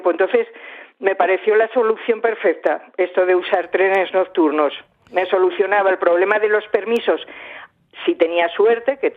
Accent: Asturias, Spain; en eso soy un poco vasca, yo creo. Bueno, soy asturiana

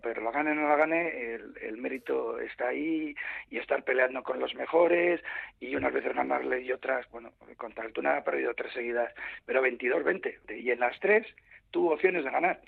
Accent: Bilbao, Basque Country, Spain; yo soy de Bilbao

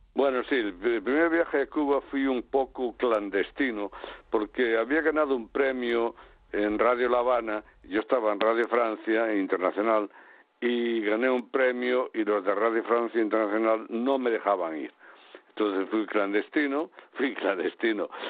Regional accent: Galicia, Spain; desde que nací en mi casa, en mi pueblo, eh, teníamos un hotel

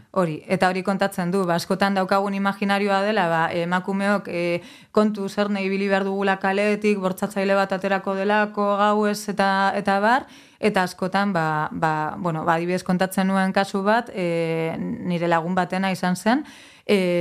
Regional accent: Getxo, Basque Country, Spain; also born or lived in Mungia; getxoan bizi nintzen eta giroa, bueno, getxo berangon, giroa oso erdalduna zen, eta gero mungira joan nintzenean

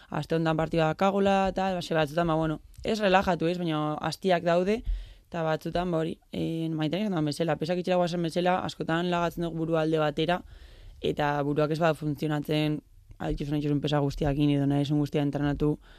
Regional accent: Elgoibar, Basque Country, Spain; moved away as an adult; also born or lived in Barakaldo; now in San Sebastián, Spain; elgoberren, elgoberren hasi nintzen txikitan

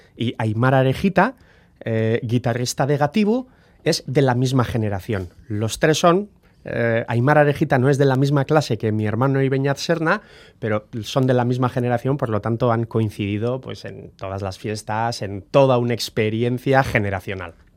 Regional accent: Guernica, Basque Country, Spain; also born or lived in Bilbao; Entre nosotros hablamos euskera, hemos aprendido euskera, somos de Guernica

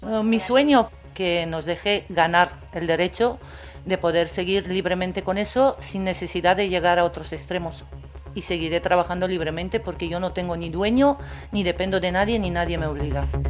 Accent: Romania; now in Spain; Yo soy de Rumanía, me he venido hace muchos años aquí

